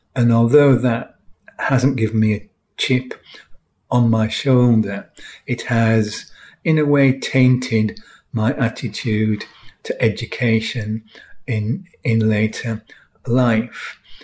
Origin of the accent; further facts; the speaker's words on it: York, Yorkshire and the Humber, United Kingdom; I grew up in York in the 1950s